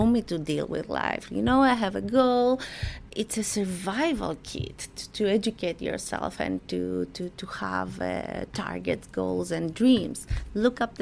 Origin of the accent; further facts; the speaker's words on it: Greece; I was born in Greece and I was raised by my mother